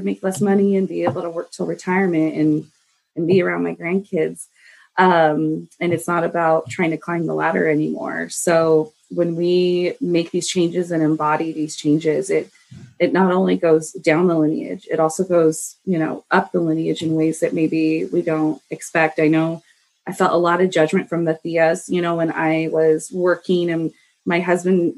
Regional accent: United States; I was raised in the United States

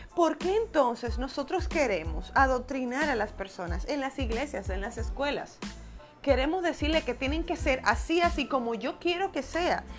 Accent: Dominican Republic; República Dominicana, que es mi país natal

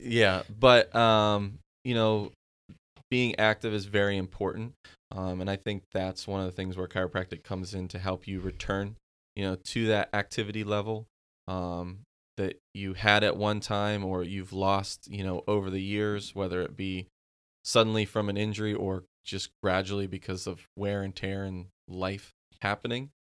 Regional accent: Pennsylvania, United States; moved away; I'm from Pennsylvania originally

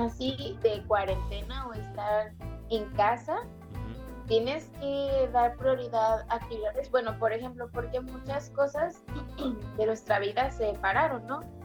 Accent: Mexico; somos mexicanos

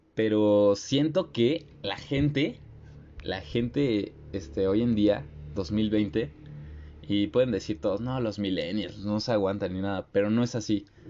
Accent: Mexico; nuestra sociedad, aún siendo mexicanos

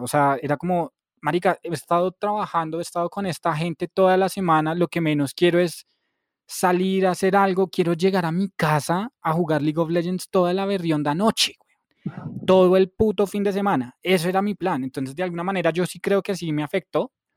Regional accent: Bogotá, Colombia; yo soy 100% bogotano, a mucho honor, hijo de madre

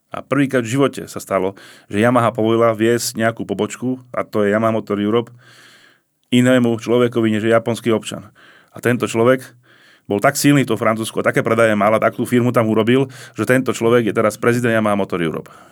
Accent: Slovakia

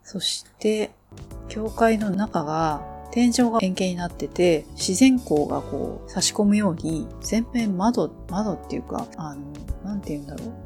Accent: Enoden line area, Kanagawa, Japan; 私も地元ではあるんで

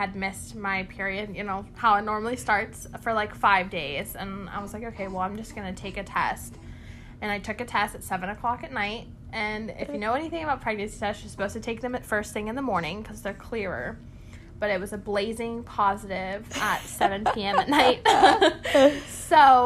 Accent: Apex, North Carolina, United States; moved away as an adult; also born or lived in Raleigh, North Carolina; now in West Virginia, United States; I'm from Raleigh, North Carolina, but mainly grew up in Apex

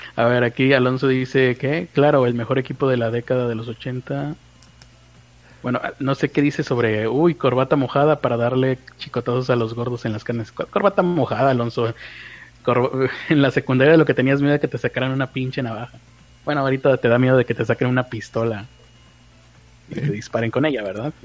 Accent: Mexico; yo soy mexicano

